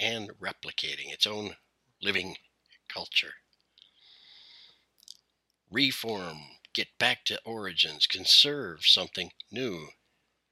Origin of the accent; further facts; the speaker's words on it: Canada; I am Canadian. My people are trying to find a common story